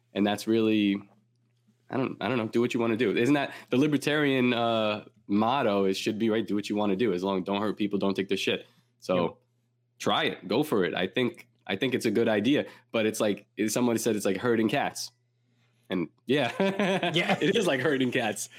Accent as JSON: {"language": "English", "town": "New York City", "region": "New York", "country": "United States", "tie": "born or raised there", "said": "where I grew up in Coney Island"}